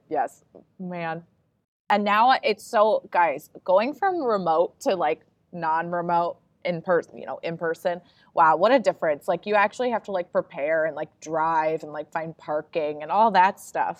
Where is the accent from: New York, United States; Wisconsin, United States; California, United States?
New York, United States; now in Illinois, United States; but I'm really from New York